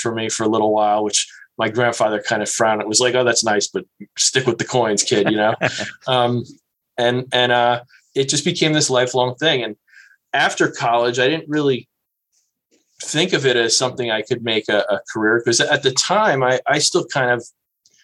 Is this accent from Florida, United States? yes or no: no; New Jersey, United States; I grew up as a kid in New Jersey, as you did. Yay. I grew up in North Jersey